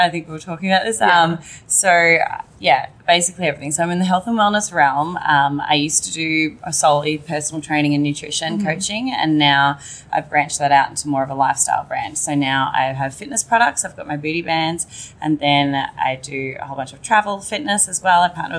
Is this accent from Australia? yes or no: yes; Melbourne, Victoria, Australia; accent: Australian; moved away as an adult; now in United States; But no, so I'm from Melbourne. Amazing. Originally, yeah. So I've been here for awesome. 5.5 years.